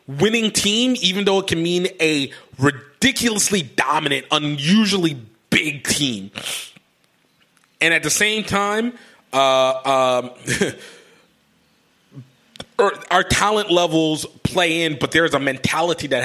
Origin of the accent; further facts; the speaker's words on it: United States; as American rugby people